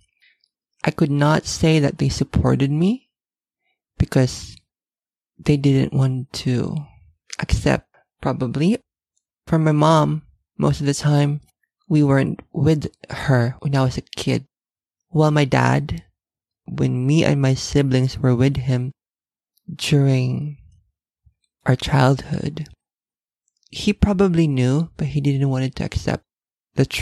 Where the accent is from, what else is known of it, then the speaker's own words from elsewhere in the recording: Manila, Metro Manila, Philippines; I was born and raised in Manila, Philippines